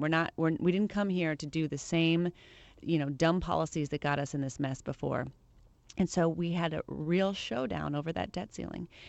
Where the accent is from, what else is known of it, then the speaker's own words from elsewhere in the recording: Le Claire, Iowa, United States; moved away; I am from Iowa. You're right, La Claire, Iowa